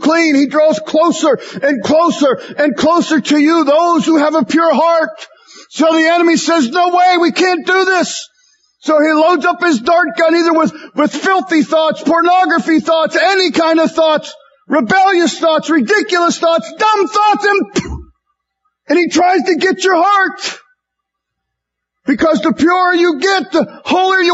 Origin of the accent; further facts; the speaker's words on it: United States; American Christians